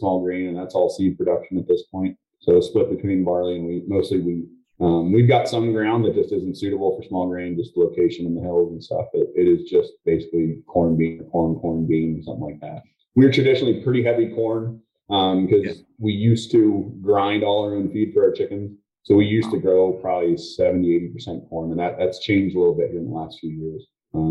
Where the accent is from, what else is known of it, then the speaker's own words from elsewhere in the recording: Mount Joy, Pennsylvania, United States; We're from Mount Joy, Pennsylvania, which is south central Pennsylvania